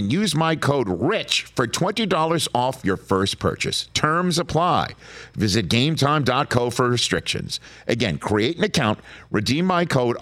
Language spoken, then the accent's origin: English; New York, United States; I'm from New York